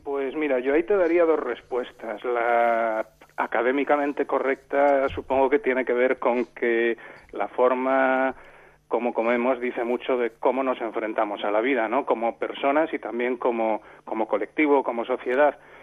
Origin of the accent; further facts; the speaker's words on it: Santiago de Compostela, Galicia, Spain; now in Rías Baixas, Spain; yo soy de Santiago de Compostela, vivo en las Rías Baixas